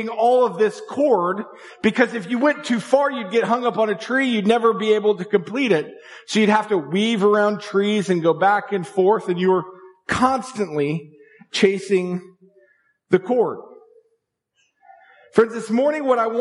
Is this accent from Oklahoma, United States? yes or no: yes; Tulsa, Oklahoma, United States; moved away; I spent my preteen and my teenage years growing up in Tulsa, Oklahoma.